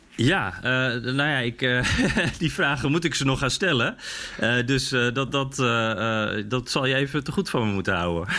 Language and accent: Dutch; Netherlands; wij als Nederlanders